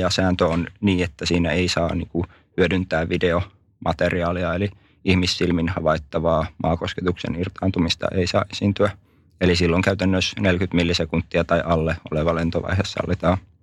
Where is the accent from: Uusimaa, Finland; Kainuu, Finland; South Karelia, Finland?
South Karelia, Finland; Lappeenranta; born or raised there